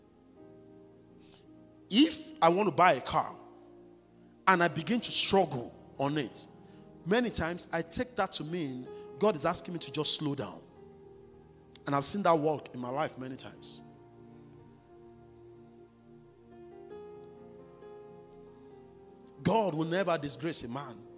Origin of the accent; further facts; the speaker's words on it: Nigeria; moved away as an adult; I'd rather go back to my home country